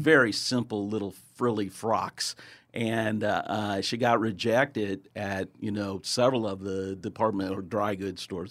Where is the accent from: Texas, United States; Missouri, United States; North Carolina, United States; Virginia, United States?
Missouri, United States; Kansas City; I'm born and raised in Kansas City